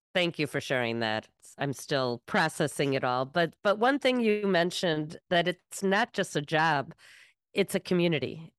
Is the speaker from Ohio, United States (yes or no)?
no; Evanston, Illinois, United States; my hometown, Evanston